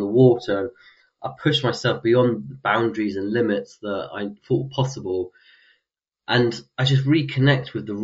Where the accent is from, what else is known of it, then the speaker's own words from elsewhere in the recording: London, United Kingdom; I come from London